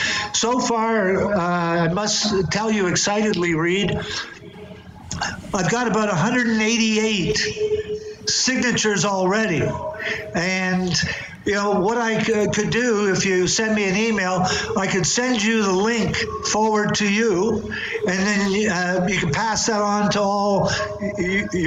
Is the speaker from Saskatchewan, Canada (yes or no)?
no; Burlington, Ontario, Canada; my hometown of Burlington, Ontario